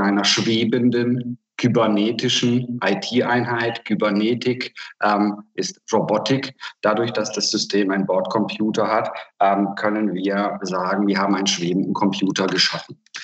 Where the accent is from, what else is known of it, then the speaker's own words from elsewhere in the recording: Hungary; now in Germany; ich komme aus Ungarn